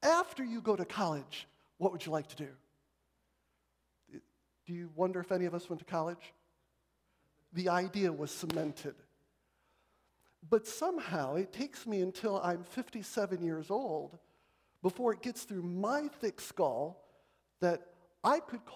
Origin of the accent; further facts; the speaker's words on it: Marshall, Michigan, United States; I grew up in Marshall, Michigan